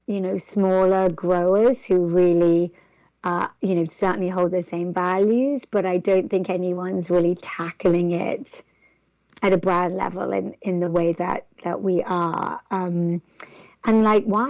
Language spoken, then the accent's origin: English; England, United Kingdom; accent: English; my English accent